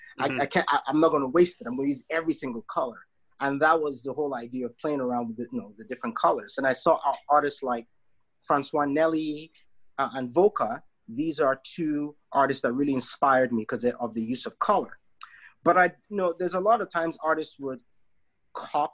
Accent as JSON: {"language": "English", "country": "Nigeria", "tie": "born or raised there", "moved": "yes", "lives_now": "Canada", "said": "I am Nigerian, right? Canadian by my mother's side, but I'm very much Nigerian, born and raised in the country."}